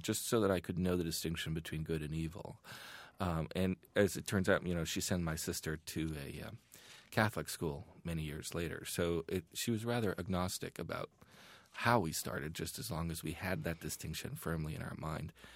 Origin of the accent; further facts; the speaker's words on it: Iran; now in United States; growing up in Iran at that time